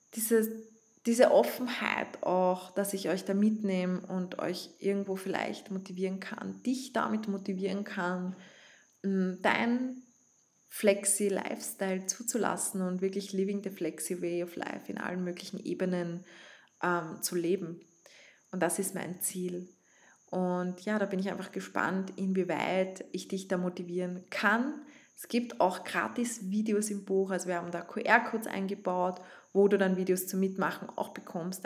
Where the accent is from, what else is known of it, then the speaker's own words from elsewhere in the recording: Vienna, Austria; accent: Viennese; ich komme von Wien, ich spreche teilweise in Dialekt